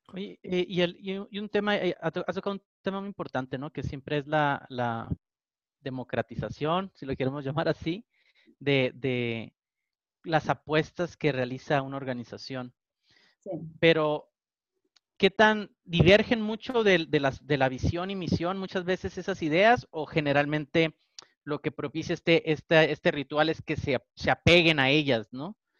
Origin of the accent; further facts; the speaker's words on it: Tijuana, Baja California, Mexico; soy de Tijuana, entonces yo me aviento los Spanglish aquí